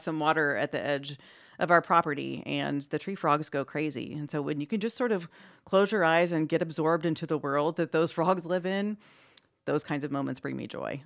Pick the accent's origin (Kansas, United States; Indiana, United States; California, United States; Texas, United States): Indiana, United States; New Castle; also born or lived in Anderson, Indiana / Southwest United States; I was born and raised in East Central Indiana. I actually, uh, grew up in the Newcastle area